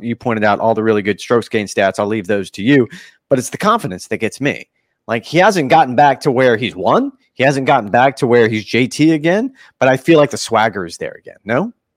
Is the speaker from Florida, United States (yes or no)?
yes; Florida, United States; I was born and raised in Florida